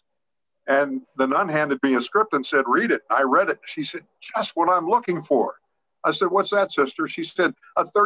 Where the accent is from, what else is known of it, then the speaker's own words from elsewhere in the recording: Pittsburgh, Pennsylvania, United States; I'm from the Garfield section of Pittsburgh, which geographically is between Lawrenceville and Sliberty.